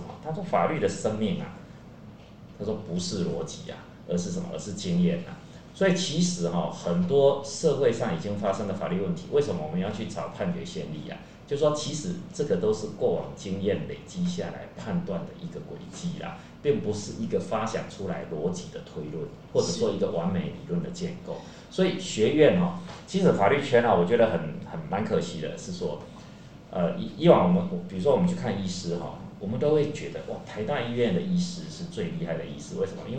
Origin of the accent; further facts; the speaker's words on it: Chiayi, Taiwan; 我先回到我家乡了，我先到嘉义。